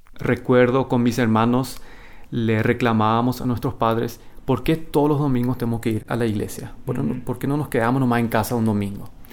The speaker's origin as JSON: {"language": "Spanish", "town": "Asunción", "country": "Paraguay", "tie": "born or raised there", "moved": "yes", "lives_now": "Manitoba, Canada", "said": "se mudaron a, Asunción y ahí fue que yo nací y crecí en esa cultura."}